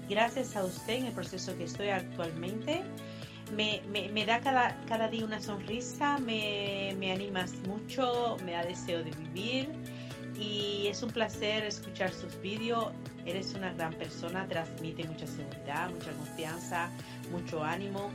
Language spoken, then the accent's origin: Spanish; Cuba; now in Spain; Yo soy de Cuba.